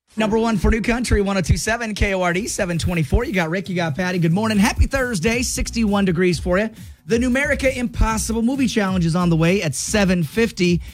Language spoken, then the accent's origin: English; Clarkston, Washington, United States; moved away; I'm from Washington, um, from Clarkston